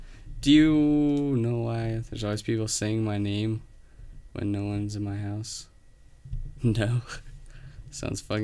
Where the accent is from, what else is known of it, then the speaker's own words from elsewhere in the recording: Utah, United States; We're from Utah